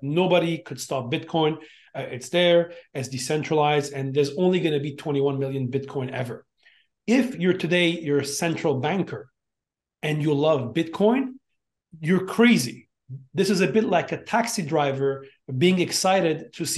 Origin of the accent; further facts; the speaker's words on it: Montreal, Quebec, Canada; moved away as an adult; also born or lived in Beijing, China / Hong Kong; I grew up in Montreal, like you mentioned, come from a typical Armenian immigrant family, grew up there, became a lawyer